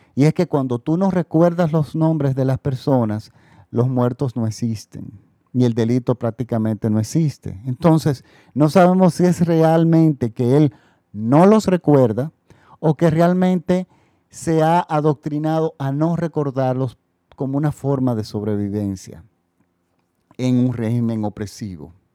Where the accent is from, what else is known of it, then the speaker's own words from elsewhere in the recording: Dominican Republic; mi país, República Dominicana